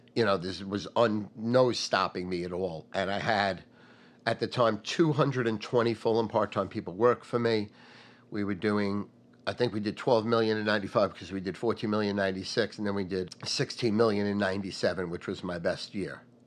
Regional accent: North Massapequa, New York, United States; also born or lived in Brooklyn; I moved from Brooklyn to North Massapequa.

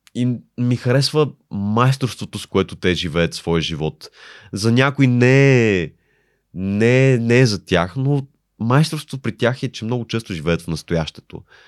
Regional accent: Bulgaria; moved away as an adult; also born or lived in Italy; аз съм от България

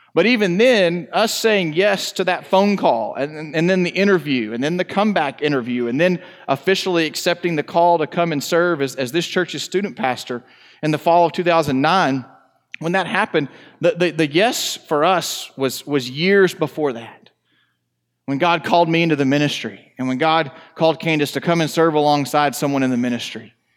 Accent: Northeast Texas, United States; moved away as an adult; now in Conroe, United States; We're from Northeast Texas.

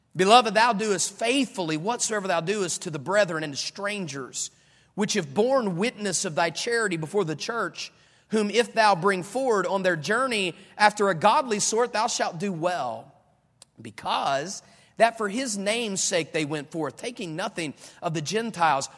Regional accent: Dunbar, West Virginia, United States; also born or lived in California; now in Florida, United States; I grew up in Dunbar, West Virginia.

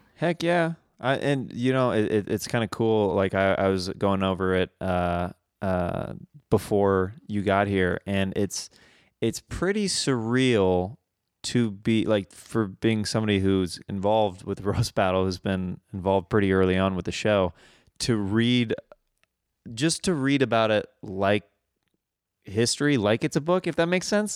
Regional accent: Kansas, United States; accent: Midwestern; moved away; I moved away from Kansas

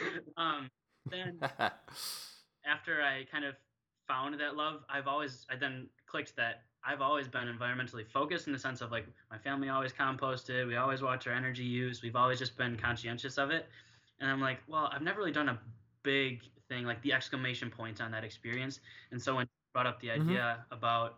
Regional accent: Green Bay, Wisconsin, United States; moved away as an adult; also born or lived in Missouri / New London, Wisconsin; I was born in Missouri, but I grew up mostly in Green Bay and then in a small town called New London, near Appleton

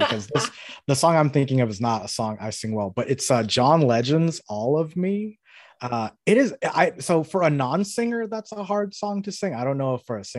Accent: New York, United States; moved away; also born or lived in Florida / Miami; I'm originally from New York, but have spent most of my life in Florida, including 25 years I lived in Miami specifically.

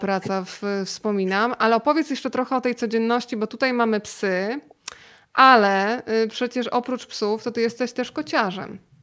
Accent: Rzeszów, Subcarpathian Voivodeship, Poland; pochodzimy z tego samego miasta. To pozdrówmy nasze miasto rodzinne

